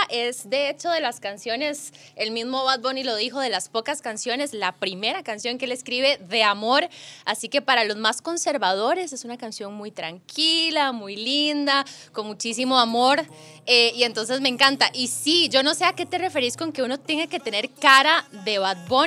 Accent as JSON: {"language": "Spanish", "region": "San José", "country": "Costa Rica", "tie": "born there", "also_born_or_lived": "Golfito / Sarapiquí / Heredia", "said": "yo nací en San José, en el Hospital México, pero después por el trabajo de mi papá anduve en Golfito, en Zarapiquí, en siquires. en Heredia, en Atillo 7."}